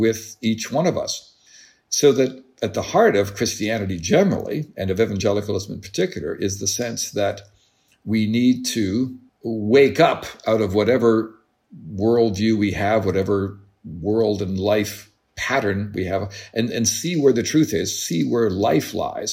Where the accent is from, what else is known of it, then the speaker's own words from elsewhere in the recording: Canada; as a Canadian